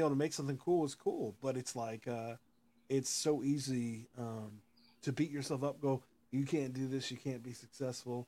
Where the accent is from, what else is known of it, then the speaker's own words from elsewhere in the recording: Austin, Texas, United States; I'm from Austin